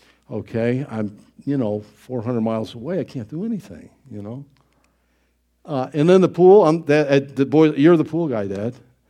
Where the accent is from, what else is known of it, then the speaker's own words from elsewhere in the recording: Niagara Falls, New York, United States; I grew up in Niagara Falls, not Niagara County there, and they'd have all kinds of warning signs.